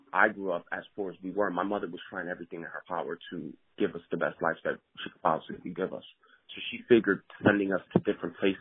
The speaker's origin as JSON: {"language": "English", "town": "Camden", "region": "New Jersey", "country": "United States", "tie": "born or raised there", "said": "I grew up in Camden, New Jersey, and I was born in 81"}